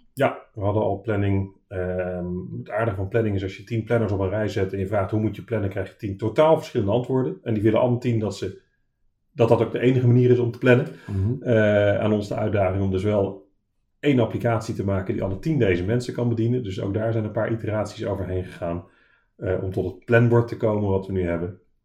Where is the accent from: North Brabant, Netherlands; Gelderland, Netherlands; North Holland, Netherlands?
Gelderland, Netherlands; Arnhem; moved away as an adult; also born or lived in Delft; oorspronkelijk uit Arnhem en daarna gaan studeren in Delft